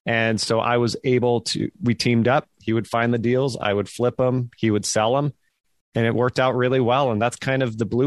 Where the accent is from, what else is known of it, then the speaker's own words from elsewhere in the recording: Fremont, California, United States; moved away as an adult; also born or lived in San Francisco, California; now in Nashville, United States; raised in Fremont myself